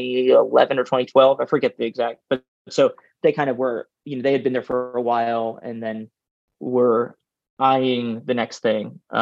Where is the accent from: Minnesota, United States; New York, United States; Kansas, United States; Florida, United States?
New York, United States; New York City; I grew up in Manhattan